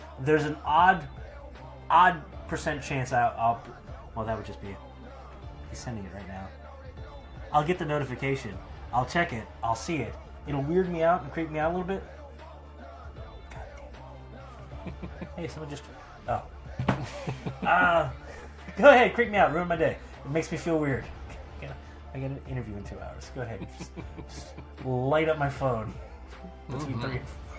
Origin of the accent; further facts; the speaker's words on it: New York, United States; I want Mets colors because I'm from New York.